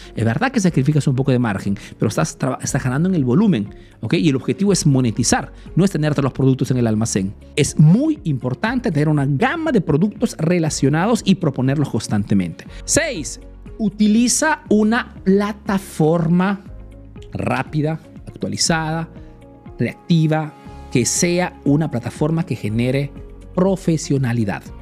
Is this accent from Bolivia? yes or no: no; Peru; now in Italy